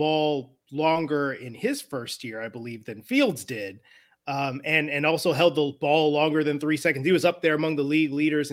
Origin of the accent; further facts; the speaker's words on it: Northwest Indiana, United States; moved away; I'm from Northwest Indiana originally. I grew up around the Chicagoland area